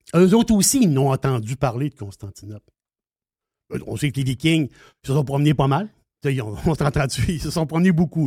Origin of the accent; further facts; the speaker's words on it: Quebec, Canada; on est québécois